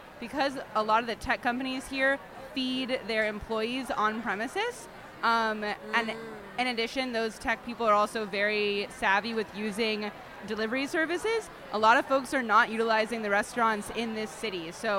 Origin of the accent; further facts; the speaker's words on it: California, United States; I knew I wanted to go back to California, just because I'm from California and the culture's a little different.